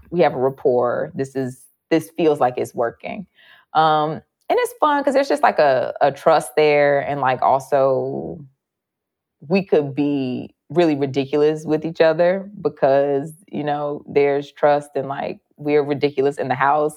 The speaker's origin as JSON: {"language": "English", "town": "Chicago", "region": "Illinois", "country": "United States", "tie": "born or raised there", "said": "I'm from Chicago and, like, you know, just the women that I grew up around"}